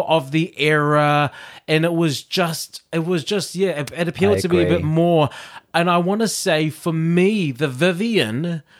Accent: Auckland, New Zealand; I was from South Auckland.

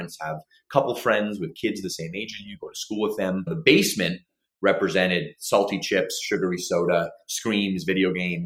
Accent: Toronto, Ontario, Canada; I was born in Toronto, Ontario

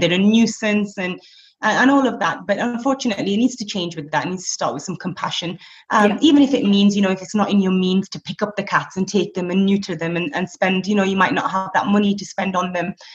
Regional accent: Blackburn, North West England, United Kingdom; moved away as an adult; now in Abu Dhabi, United Arab Emirates; I'm originally from Blackburn in the northwest

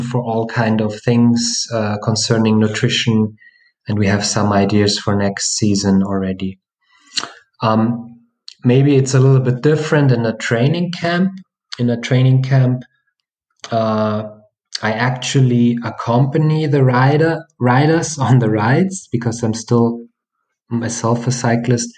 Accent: Bavaria, Germany; I'm from Bavaria in Germany

